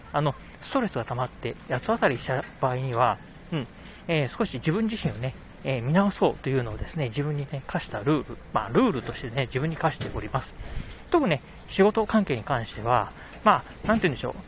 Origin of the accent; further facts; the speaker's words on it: Kochi, Japan; moved away; 地元高知、うん、何もないところではあるんですけど、まあ、私にとってはですね、生まれ育った街